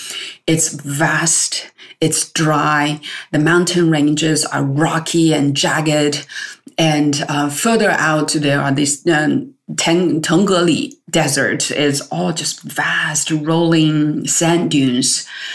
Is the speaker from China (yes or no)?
yes; China; growing up in China.